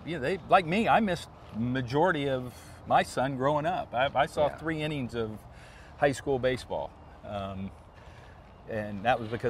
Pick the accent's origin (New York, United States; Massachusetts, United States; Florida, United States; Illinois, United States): Illinois, United States; the local towns around where we grew up in Illinois